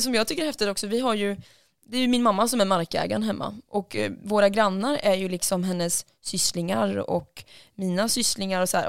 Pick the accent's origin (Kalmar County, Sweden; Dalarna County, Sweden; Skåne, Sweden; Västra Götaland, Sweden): Västra Götaland, Sweden; Lidköping; Lidköping, där jag kommer ifrån